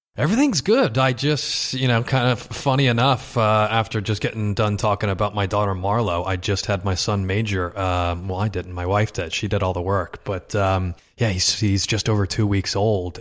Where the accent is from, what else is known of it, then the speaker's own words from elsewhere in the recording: Westport, Connecticut, United States; moved away as an adult; also born or lived in Los Angeles; I grew up in Westport, Connecticut